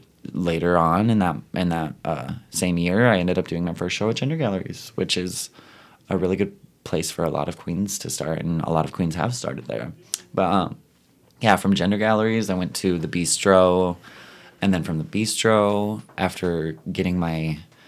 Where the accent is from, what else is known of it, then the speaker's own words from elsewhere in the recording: Ottawa, Ontario, Canada; I am from Ottawa